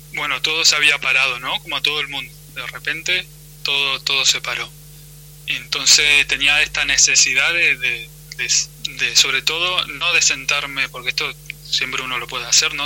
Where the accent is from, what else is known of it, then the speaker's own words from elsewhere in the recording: Argentina; como argentinos